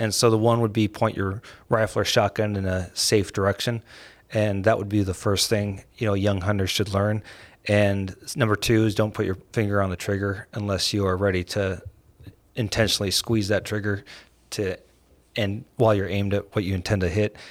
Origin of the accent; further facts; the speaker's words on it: San Francisco, California, United States; I was born and raised in San Francisco